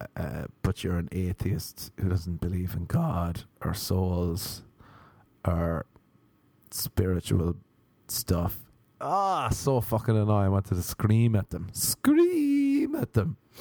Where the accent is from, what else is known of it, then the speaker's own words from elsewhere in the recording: Ireland; moved away; I was from Ireland